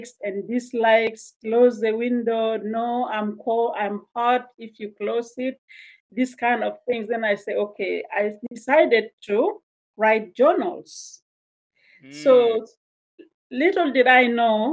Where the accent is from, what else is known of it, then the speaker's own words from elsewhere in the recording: South Sudan; moved away as an adult; also born or lived in Uganda / Kenya; now in Canada; I am from Sudan originally, and South Sudan became a country in 2011. And I spent my first 20 years in South Sudan.